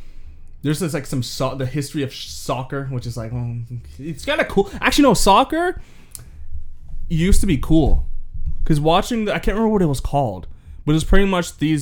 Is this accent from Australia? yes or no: no; Canada; I'm Canadian